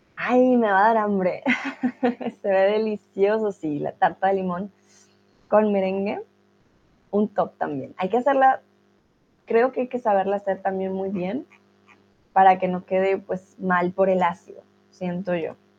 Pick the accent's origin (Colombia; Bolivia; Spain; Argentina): Colombia; now in Germany; soy de Colombia, estoy aquí en Alemania.